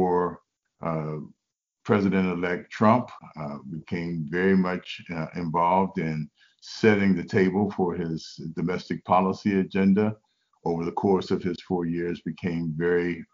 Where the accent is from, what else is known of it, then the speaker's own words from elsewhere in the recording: Cincinnati, Ohio, United States; I was blessed to be the mayor of my hometown, Cincinnati, Ohio